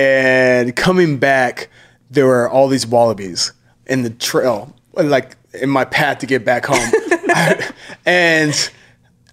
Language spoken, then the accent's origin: English; United States; also born or lived in Australia; I'm American